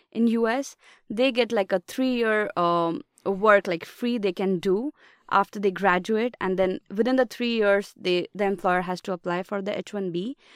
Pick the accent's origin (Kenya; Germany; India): India; Mumbai, Maharashtra; moved away as an adult; now in United States; I come from India, and particularly Mumbai city.